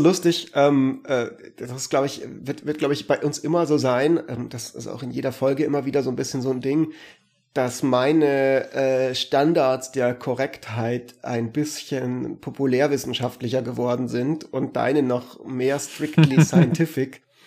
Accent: Germany; bei uns in Deutschland

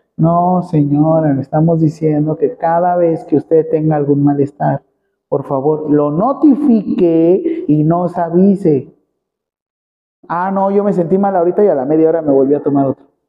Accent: Mexico

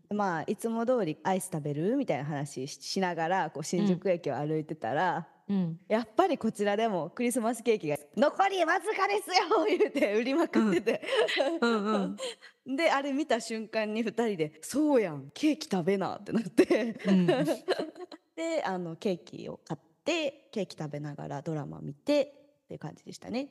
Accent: Kansai, Japan; now in Tokyo, Japan; 私関西に生まれてよかった

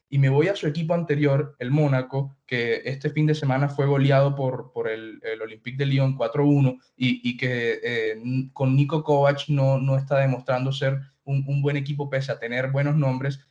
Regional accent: Colombia; soy colombiano y siempre trato de resaltar a los míos

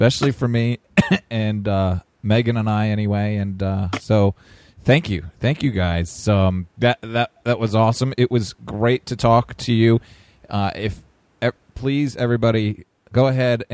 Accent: upstate New York, United States; moved away as an adult; Snow skied all my life in upstate New York, and moved south for school

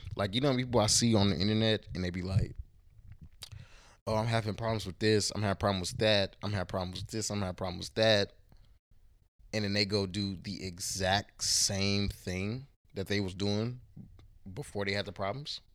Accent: Houston, Texas, United States; now in Portland, Oregon, United States; I was raised in Houston, Texas. I was born in Portland, Oregon

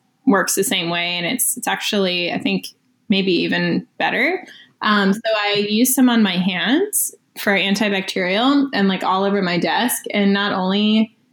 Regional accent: Florida, United States; moved away as an adult; now in Los Angeles, United States; I'm from Florida, actually, but I've lived here for 8 years now.

